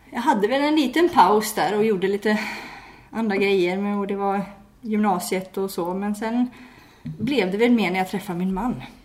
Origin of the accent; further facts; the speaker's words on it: Järpen, Jämtland, Sweden; now in Varberg, Sweden; jag kommer ju inte härifrån, jag kommer ju från Järpen som ligger nära Åre